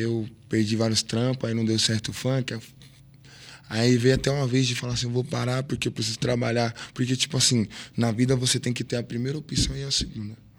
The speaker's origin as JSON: {"language": "Portuguese", "region": "São Paulo", "country": "Brazil", "tie": "born or raised there", "said": "sou do fundão da Zona Leste, sou de Guaraná, sim, porque qualquer lugar que eu chego hoje, todo o respeito que eu tenho, foi porque de lá da onde eu vim, me ensinou a ser assim"}